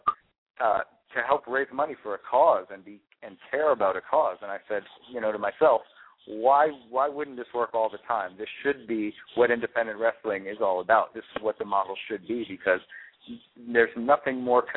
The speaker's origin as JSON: {"language": "English", "region": "New York", "country": "United States", "moved": "yes", "said": "I'm from New York originally"}